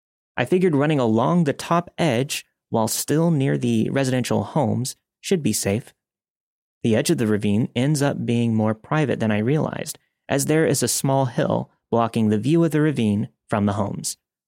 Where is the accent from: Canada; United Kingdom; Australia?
Canada; I'm from Canada, and I live in a city that is extremely proud of its river valley and ravines